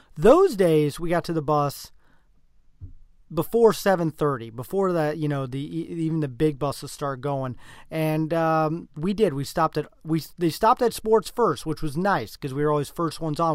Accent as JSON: {"language": "English", "region": "Nebraska", "country": "United States", "said": "we're from Nebraska"}